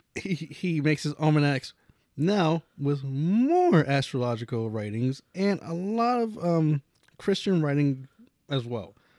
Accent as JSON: {"language": "English", "region": "Pennsylvania", "country": "United States", "said": "we're from Appalachia"}